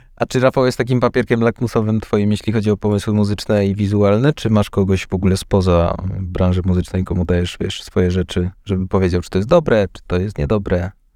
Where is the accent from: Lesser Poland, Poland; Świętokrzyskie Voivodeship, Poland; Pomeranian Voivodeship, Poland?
Lesser Poland, Poland; Kraków; jestem z Krakowa